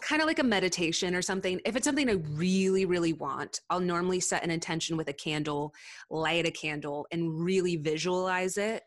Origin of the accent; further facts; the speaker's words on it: Southern California, United States; moved away as an adult; also born or lived in Castle Rock, Colorado; I'm from Southern California